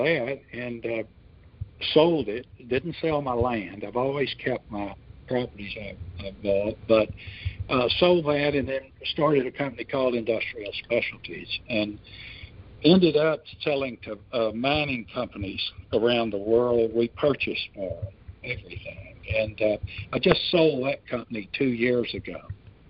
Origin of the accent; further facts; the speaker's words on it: Houston, Texas, United States; I was born in Houston, Northwest Houston, which was what we called out in the country at that time